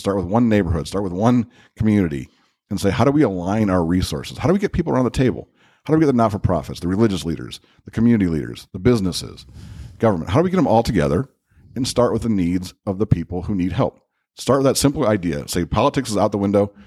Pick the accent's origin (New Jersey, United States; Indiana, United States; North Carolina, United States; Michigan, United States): Indiana, United States; Crown Point; I grew up in Crown Point.